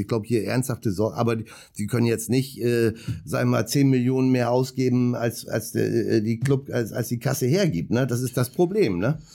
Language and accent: German; Bremerhaven, Bremen, Germany; ich komme ja gebürtig aus Bremerhaven